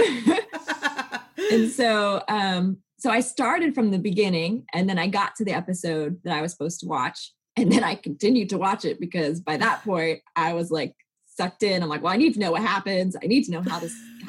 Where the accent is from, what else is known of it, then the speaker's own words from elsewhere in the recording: Kansas, United States; now in Nashville, United States; I grew up in Kansas.